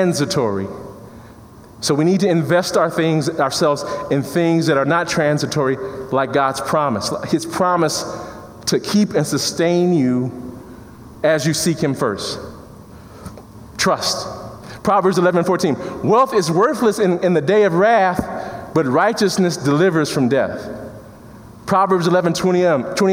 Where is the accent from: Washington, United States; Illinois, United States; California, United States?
Illinois, United States; Chicago; I come from Chicago in the inner city